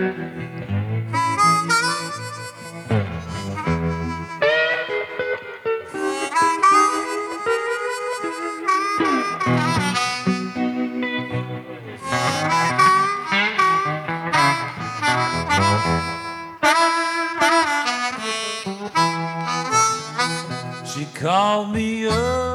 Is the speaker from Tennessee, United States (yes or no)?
yes; Memphis, Tennessee, United States; growing up in Memphis